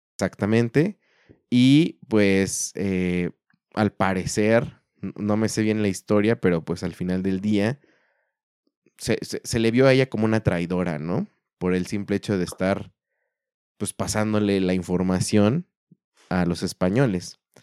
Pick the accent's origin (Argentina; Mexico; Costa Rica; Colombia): Mexico